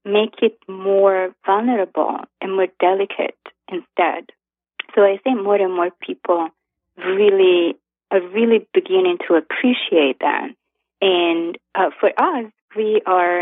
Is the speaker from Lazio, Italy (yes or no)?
no; Florence, Tuscany, Italy; moved away as an adult; now in New York, United States; I'm Italian. I was born and raised in Florence, in Italy, and I moved to New York